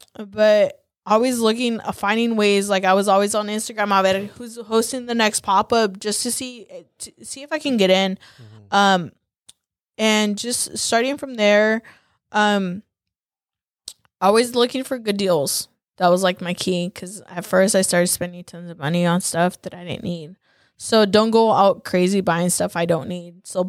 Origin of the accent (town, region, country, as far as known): Salinas, California, United States; born or raised there